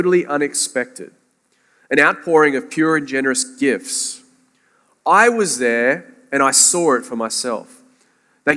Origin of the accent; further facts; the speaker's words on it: Sydney, New South Wales, Australia; moved away as an adult; now in St. Augustine, United States; Sydney, Australia is where I'm from, but via St. Augustine, Florida